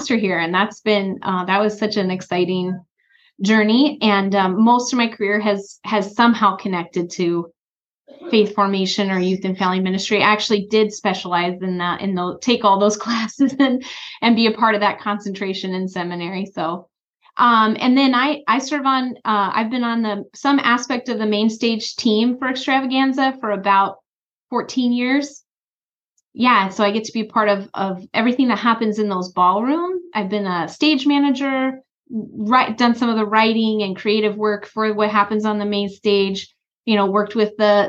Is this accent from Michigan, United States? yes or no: no; South Dakota, United States; also born or lived in Northfield, Minnesota; I grew up in South Dakota.